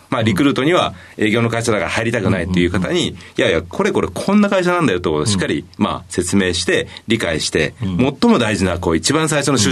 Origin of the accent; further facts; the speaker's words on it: Hamamatsu, Shizuoka, Japan; えー、静岡県の浜松になります。